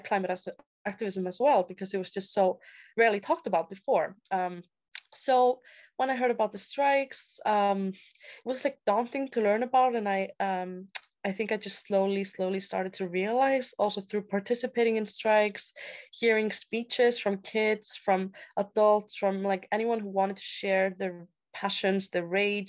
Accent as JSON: {"language": "English", "country": "Iceland", "tie": "born or raised there", "moved": "as an adult", "said": "I am born and raised in Iceland from a little town there."}